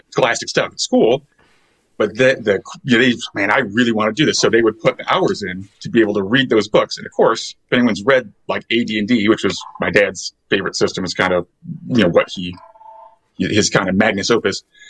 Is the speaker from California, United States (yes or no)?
no; Lake Geneva, Wisconsin, United States; I grew up in Lake Geneva